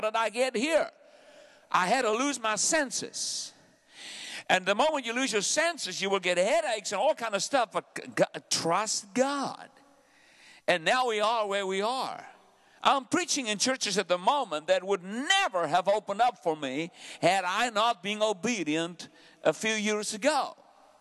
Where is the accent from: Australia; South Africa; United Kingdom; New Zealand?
South Africa; also born or lived in Benoni / Pretoria; I'm a South African. I have an accent